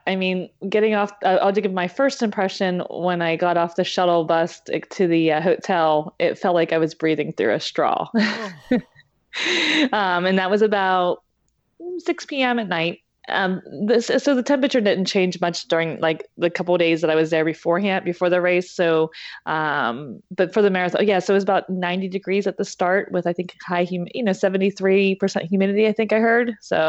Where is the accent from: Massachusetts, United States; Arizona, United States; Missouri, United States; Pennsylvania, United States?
Pennsylvania, United States; Pittsburgh; now in New Jersey, United States; I'm actually originally from the Pittsburgh, Pennsylvania area. I moved to New Jersey 5 years ago.